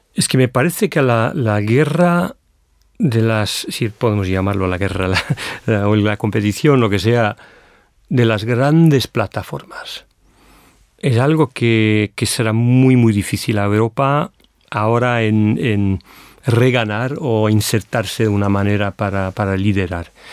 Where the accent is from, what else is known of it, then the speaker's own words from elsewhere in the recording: United Kingdom; Spanish is a second language; como europeo, británico, europeo, europeo